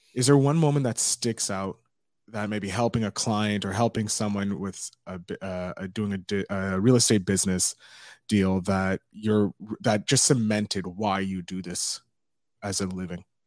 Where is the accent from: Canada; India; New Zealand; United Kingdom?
Canada; Montreal, Quebec; I'm from Montreal